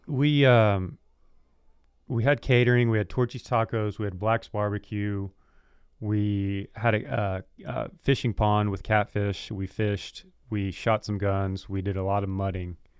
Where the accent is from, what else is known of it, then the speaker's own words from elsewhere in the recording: Texas, United States; we're from Texas